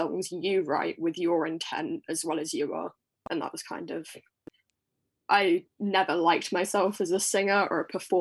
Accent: Essex, East of England, United Kingdom; I'm from Essex.

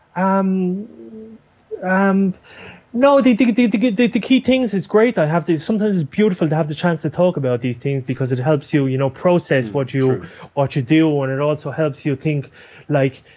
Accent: Ireland; now in Buenos Aires, Argentina; I'm from Ireland

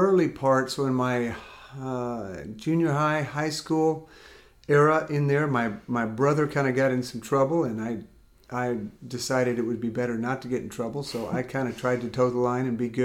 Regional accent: California, United States; also born or lived in Amarillo, Texas; I grew up in California mostly, but before that I was born in Amarillo

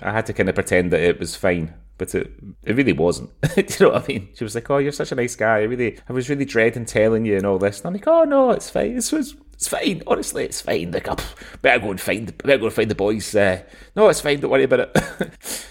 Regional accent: Scotland, United Kingdom; moved away as an adult; also born or lived in Dubai; for being Scottish

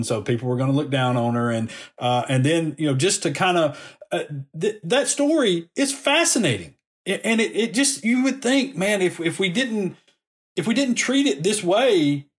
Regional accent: Decatur, United States; I grew up in Decatur

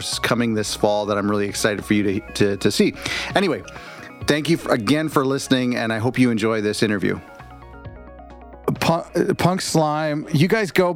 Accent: Canada; I'm Canadian

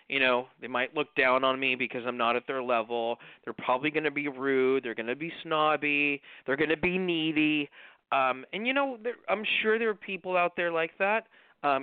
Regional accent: Los Angeles, California, United States; growing up in the East part of Los Angeles

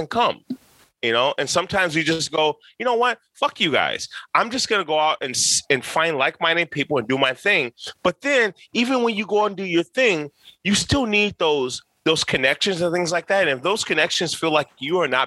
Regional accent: Chicago, Illinois, United States; now in Minneapolis, United States; I'm from Chicago

